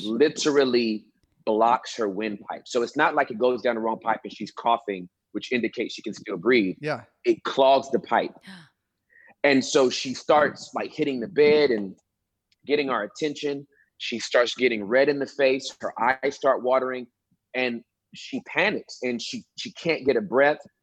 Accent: Inglewood, California, United States; now in Texas, United States; I'm originally from Southern California, Inglewood, and uh, I moved to Texas in 1997

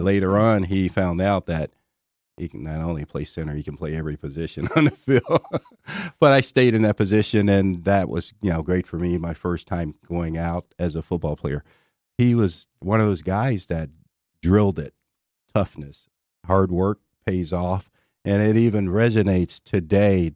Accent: Shreveport, Louisiana, United States; moved away as an adult; now in Dallas, United States; my hometown, Shreveport, Louisiana.

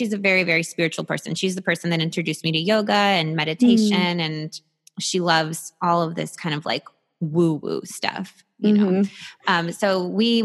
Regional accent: New York City, New York, United States; I'm 100% Romanian, and I think maybe in European culture. And I'm also from New York City.

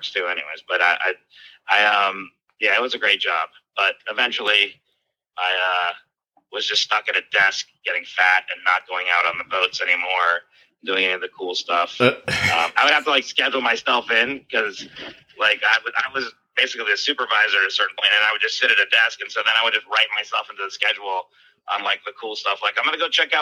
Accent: Miami, Florida, United States; also born or lived in New York; I grew up in Miami, Florida

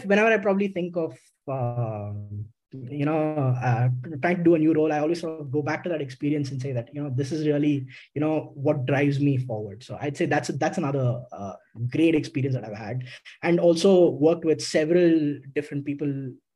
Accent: Karnataka, India; although Manipal is in Karnataka and I am from Karnataka

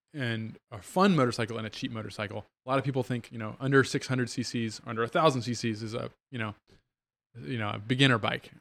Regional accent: Virginia, United States; moved away as an adult; also born or lived in New Hampshire / South Bend, Indiana; now in Goshen, Indiana, United States; born and raised in Virginia, went as undergrad in New Hampshire

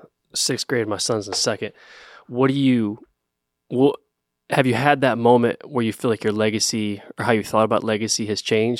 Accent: Medina, Ohio, United States; moved away as an adult; also born or lived in Akron, Ohio; now in Greenville, United States; I was born in Medina, Ohio. I went to school at Akron.

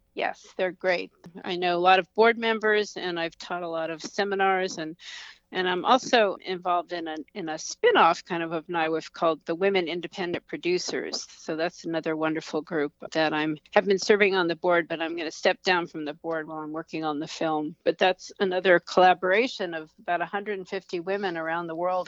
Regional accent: United States; as an American

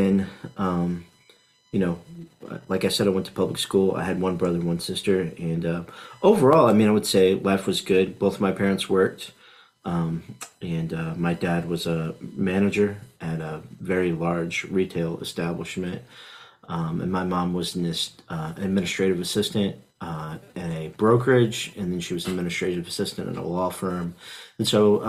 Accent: Indianapolis, Indiana, United States; now in Frankfort, United States; I was raised in Indianapolis on the south side

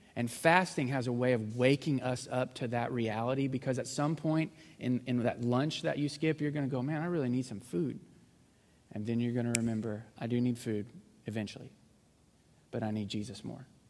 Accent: Missouri, United States; moved away; I grew up in Missouri, so we're not super sophisticated up there.

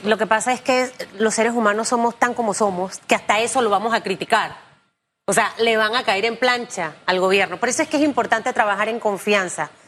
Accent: Panama; yo como panameña

